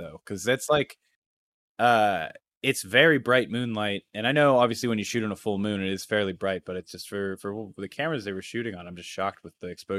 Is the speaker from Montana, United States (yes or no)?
no; Pennsylvania, United States; And also shot in Pennsylvania, which is also cool because we're from Pennsylvania.